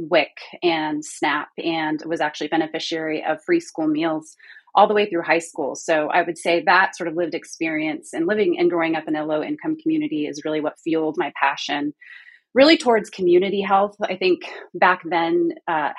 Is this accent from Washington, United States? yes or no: no; Houston, Texas, United States; also born or lived in California / East Coast; now in North Carolina, United States; I grew up in Houston, trained in California mostly, spent some time on the East Coast, and now I'm in North Carolina